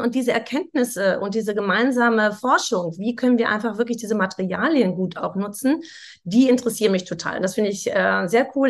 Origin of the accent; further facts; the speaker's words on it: Sauerland, North Rhine-Westphalia, Germany; Ich komme ja auch aus dem Sauerland